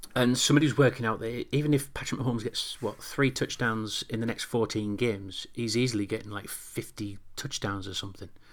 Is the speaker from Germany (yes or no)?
no; Newcastle upon Tyne, North East England, United Kingdom; I'm a Geordie.